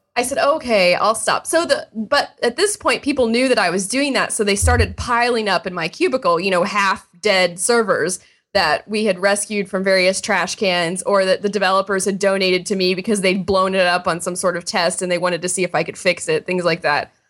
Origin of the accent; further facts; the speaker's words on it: Indiana, United States; I grew up in Indiana, And I was in high school. I grew up in a small town